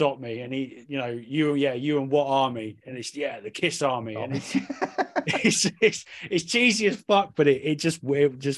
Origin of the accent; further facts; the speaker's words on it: Cornwall, South West England, United Kingdom; growing up in Cornwall in the 90s